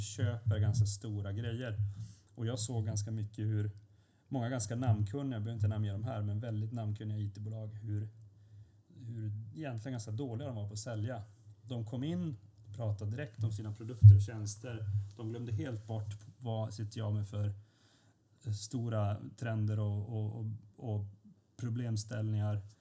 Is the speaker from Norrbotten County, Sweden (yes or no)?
yes; Luleå, Norrbotten County, Sweden; moved away as an adult; now in Stockholm, Sweden; jag är från Luleå och inte från Stockholm